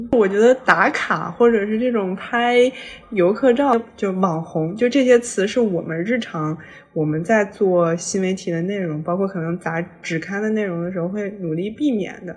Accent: China; 我是一个来自中国的旅行者

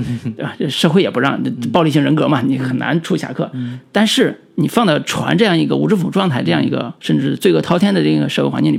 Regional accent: China; 就是我们中国人每个人都有一个武侠梦

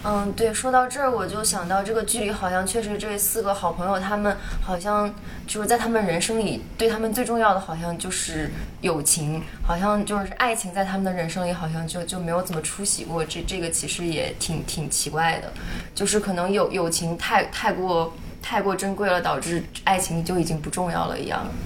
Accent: China; now in Toronto, Canada; 小时候是在国内长大，但是之后就来到国外生活

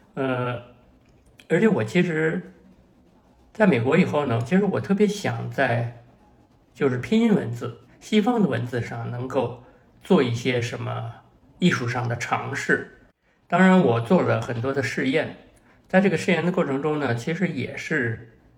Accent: Beijing, China; 我在北京大学的校园里长大，所以呢，周围呢，它是那样一种知识分子成堆的这么一个环境啊。虽然我父母他们不是一个成功的知识分子，但是呢，比如说我母亲在北大图书馆学系工作

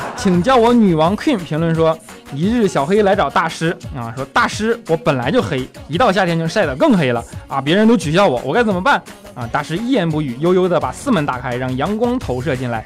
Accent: Northeast China, China; moved away; 东北你也知道，冻得我大鼻涕直流啊

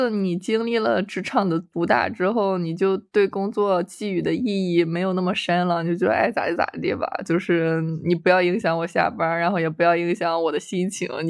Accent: Shandong, China; 然后我们都是山东的，

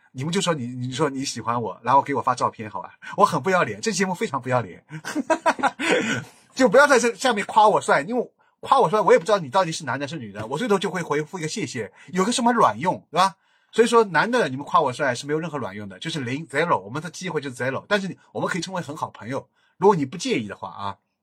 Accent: Shanghai, China; accent: Shanghainese; 我是个好洋洋讲上海话，我已经没人给我讲上海话了

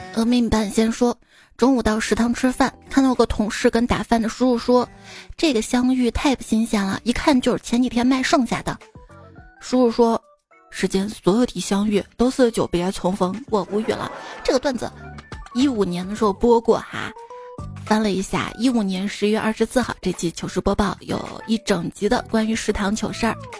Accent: Xi'an, Shaanxi, China; 我是西安出生、西安长大的

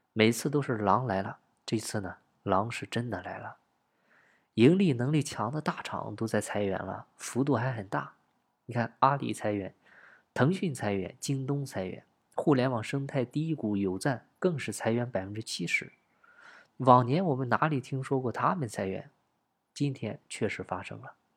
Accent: China; 我们中国人大多数从出生都是活在持续增长的大环境中

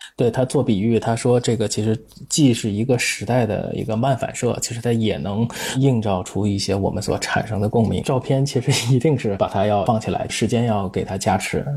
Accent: Tianjin, China; 我是天津人

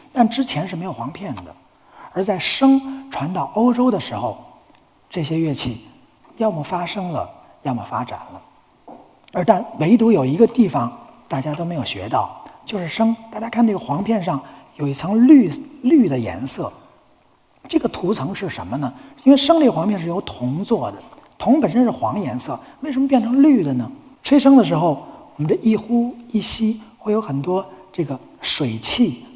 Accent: China; 我们中国人

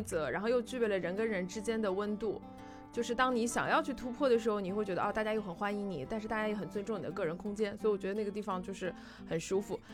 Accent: China; 大陆年轻人可能也没有说什么我的家乡的这个概念了

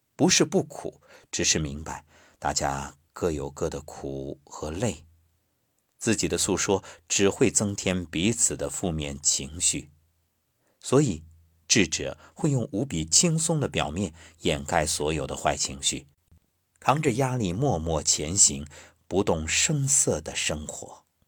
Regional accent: China; 我是中国人，我骄傲

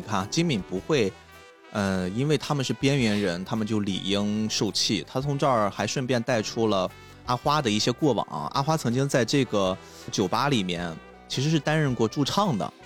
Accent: China; 我们中国人很熟悉的

